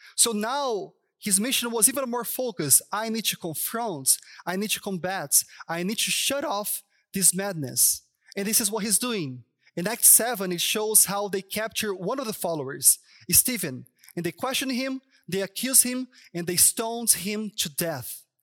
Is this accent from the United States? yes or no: no; São Paulo, Brazil; English is a second language; moved away as an adult; now in Toronto, Canada; I'm from Sao Paulo